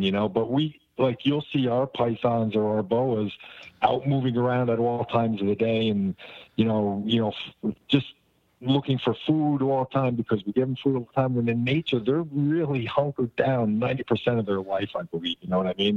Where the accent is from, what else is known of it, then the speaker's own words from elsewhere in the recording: New Jersey, United States; I come from Jersey